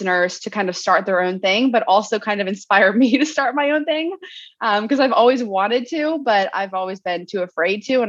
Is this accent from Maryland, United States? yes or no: yes; Maryland, United States; moved away as an adult; now in San Diego, United States; We're originally from Maryland